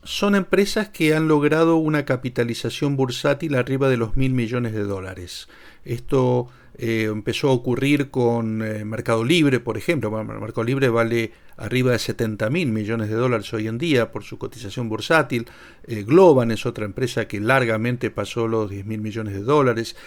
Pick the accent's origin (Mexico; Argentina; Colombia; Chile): Argentina